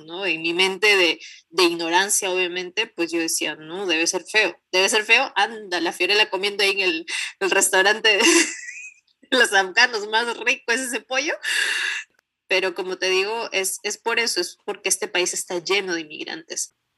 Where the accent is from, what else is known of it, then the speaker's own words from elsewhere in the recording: Peru; moved away as an adult; now in Canada; cuando salí de Perú